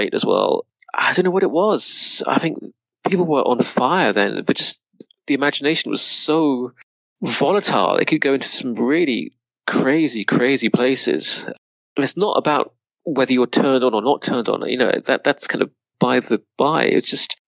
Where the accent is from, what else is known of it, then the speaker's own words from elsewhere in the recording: Reading, South East England, United Kingdom; moved away; also born or lived in Budapest / London; growing up in Reading